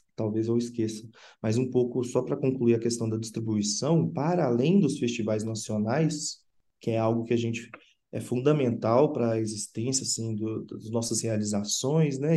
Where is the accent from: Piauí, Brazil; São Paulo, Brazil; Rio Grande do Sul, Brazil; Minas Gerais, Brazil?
Minas Gerais, Brazil; Sabará; also born or lived in Belo Horizonte; a minha cidade onde eu cresci é em Sabará, que fica na região metropolitana